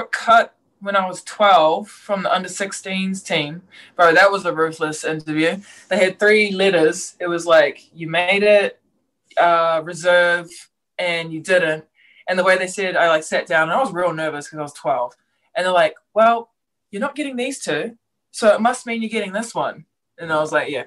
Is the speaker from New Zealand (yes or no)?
yes; New Zealand; pretty proud of being a New Zealander